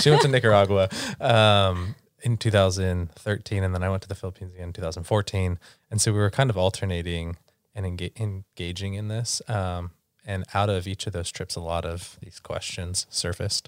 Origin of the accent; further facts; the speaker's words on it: San Diego, California, United States; moved away as an adult; also born or lived in Santa Barbara; now in Seattle, United States; We are originally from San Diego, California